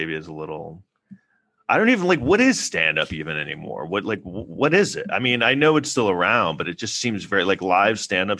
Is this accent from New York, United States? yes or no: yes; New York, United States; maybe it's because I'm a New Yorker